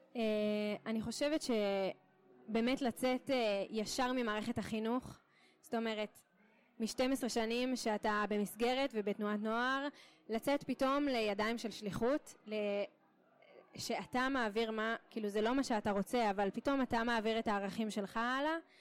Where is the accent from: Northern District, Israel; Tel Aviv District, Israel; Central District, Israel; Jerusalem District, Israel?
Northern District, Israel; Kiryat Tiv'on; moved away as an adult; also born or lived in Connecticut, United States; now in Beersheba, Israel; במקור מקריית טבעון בצפון